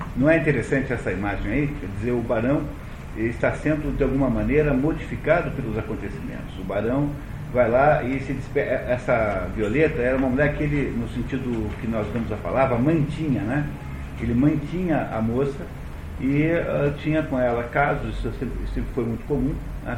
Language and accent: Portuguese; Brazil; Aqui no Brasil